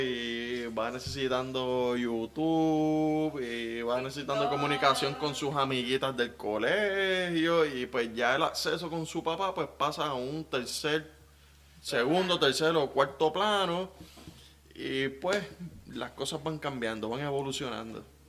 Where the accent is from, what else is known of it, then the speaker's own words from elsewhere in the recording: Guaynabo, Puerto Rico; Guaynabo tiene mucho barrio. Eh, tiene mucha zona rural y yo soy de la zona rural. Digo, me crié en, el mismo pueblo de Guaynabo